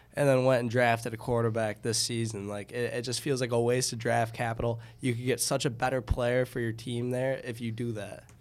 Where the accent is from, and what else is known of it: Michigan, United States; born or raised there